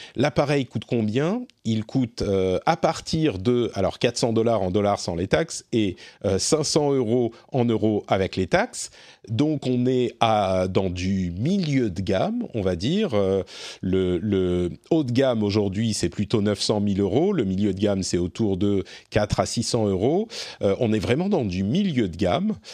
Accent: France; chez nous, en France

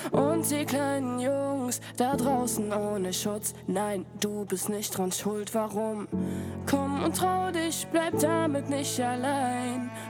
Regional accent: Krefeld, North Rhine-Westphalia, Germany; nachdem ich ähm, in meiner Heimatstadt Krefeld war zu Besuch

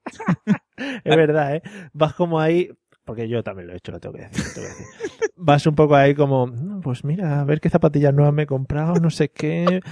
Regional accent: Community of Madrid, Spain; los de Madrid siempre llevamos

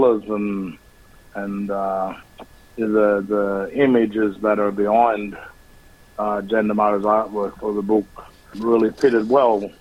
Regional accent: Australia; Australians to be proud and to be very proud of who we are as a country

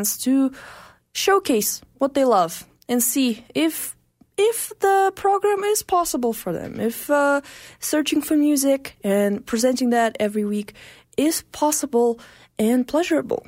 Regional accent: Russia; now in Calgary, Canada; I'm from Russia

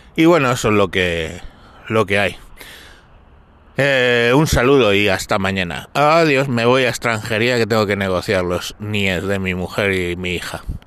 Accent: Galapagar, Community of Madrid, Spain; aquí en mi pueblo, en Galapagar

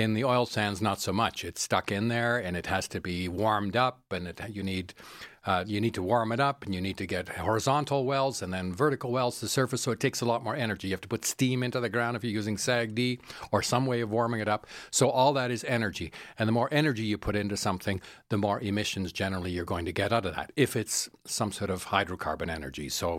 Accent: Netherlands; now in Calgary, Canada; I travel a lot to Europe, and I'm originally from the Netherlands, and many people take public transit or ride bicycles everywhere.

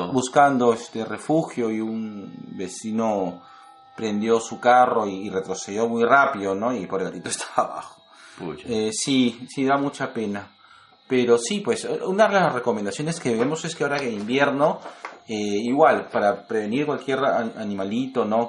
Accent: Lima, Peru

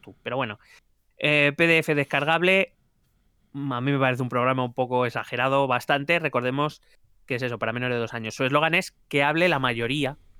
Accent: Madrid, Community of Madrid, Spain; Soy madrileño de nuevo cuño

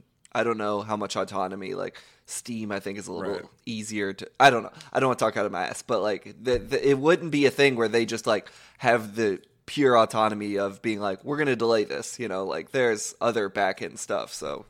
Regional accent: Ohio Valley, United States; moved away; I'm from the Ohio Valley.

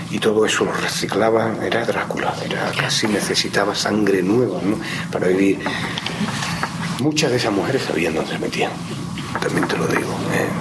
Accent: Málaga, Andalusia, Spain; moved away; nacimos en Málaga

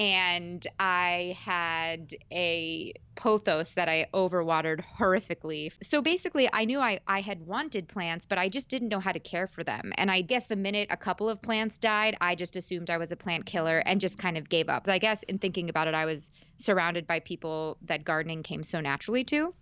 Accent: suburbs of New York, United States; also born or lived in Manhattan; I'm born and raised in New York, in the suburbs of New York, but I've lived in Manhattan for five years

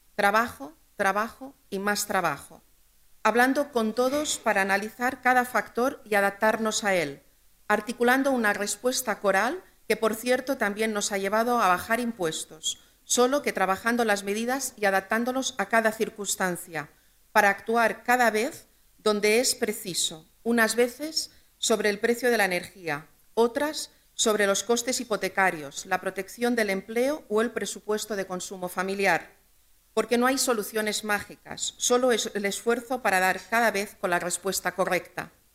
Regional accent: Balearic Islands, Spain; en mi tierra siempre hemos sido emprendedores, siempre hemos tenido buenas ideas, empresarios y empresarias que desde cuatro islas en medio del Mediterráneo

